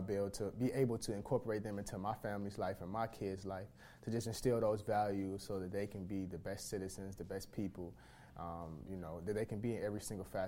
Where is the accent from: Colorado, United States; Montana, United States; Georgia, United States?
Georgia, United States; Atlanta; moved away; I'm from Atlanta, Georgia